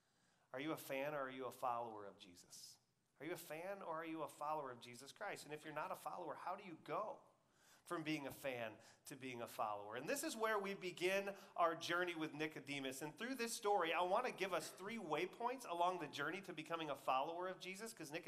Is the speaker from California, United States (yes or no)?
no; Michigan, United States; When I came from Michigan, I never watched college football because the Big Ten is up there